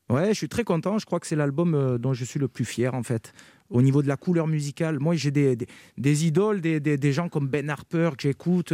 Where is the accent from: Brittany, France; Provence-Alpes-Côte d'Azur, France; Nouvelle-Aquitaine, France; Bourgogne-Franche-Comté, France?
Provence-Alpes-Côte d'Azur, France; Carpentras; je, suis natif de Carpentras, j'ai grandi à Carpentras, dans le Vaucluse.